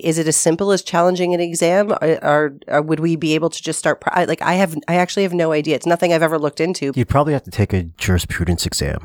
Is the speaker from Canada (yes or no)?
yes; Toronto, Ontario, Canada; I was from Toronto